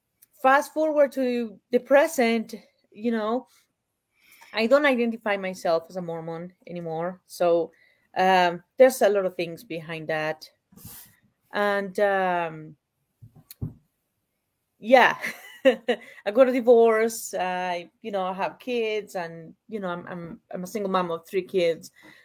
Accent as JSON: {"language": "English", "country": "Uruguay", "tie": "born or raised there", "moved": "yes", "lives_now": "Utah, United States", "said": "I was born in Uruguay. It's between Argentina and Brazil. For those who are not familiar, we have a coast. The one who doesn't have a coast is Paraguay. So I came from there"}